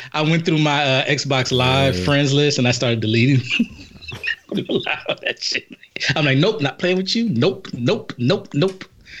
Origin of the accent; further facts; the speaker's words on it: Los Angeles, California, United States; First of all, I'm not from Compton. South Central. Compton adjacent.